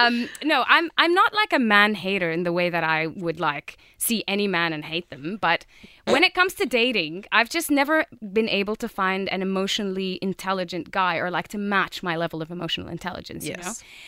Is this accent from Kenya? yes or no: no; Jordan; I'm from Jordan. Knows. Yes, it's in the Middle East if you don't know where it is.